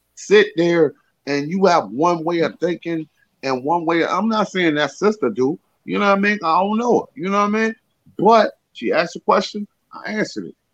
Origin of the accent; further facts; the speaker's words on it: Richmond, Virginia, United States; now in New York, United States; I'm from Richmond, Virginia, I live in New York.